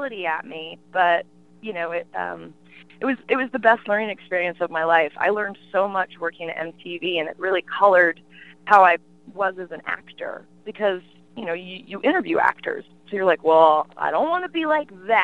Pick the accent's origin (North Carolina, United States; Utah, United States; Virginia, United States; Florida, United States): Virginia, United States; Sterling; now in upstate New York, United States; when I was growing up in Northern Virginia, it was all farms.